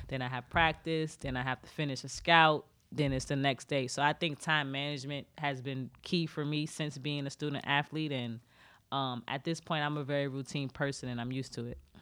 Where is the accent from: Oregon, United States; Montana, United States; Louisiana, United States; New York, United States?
New York, United States; New York City; moved away; also born or lived in Baltimore; I'm originally from Brooklyn, New York. I'm from Flatbush